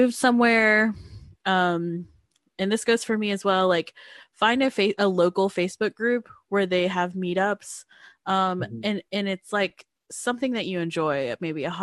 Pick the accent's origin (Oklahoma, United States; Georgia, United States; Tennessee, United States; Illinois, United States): Georgia, United States; my small town in Georgia, like my hometown